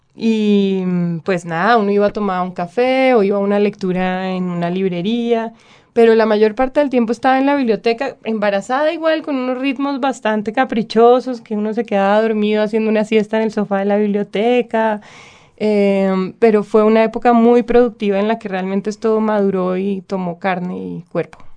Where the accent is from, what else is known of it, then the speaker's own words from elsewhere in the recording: Bogotá, Bogotá Capital District, Colombia; accent: bogotano; also born or lived in Cali; hablo completamente bogotano